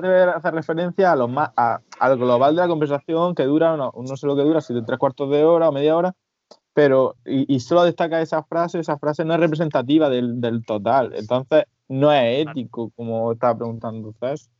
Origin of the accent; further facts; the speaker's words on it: Almería, Andalusia, Spain; el Almería es, el equipo de mi ciudad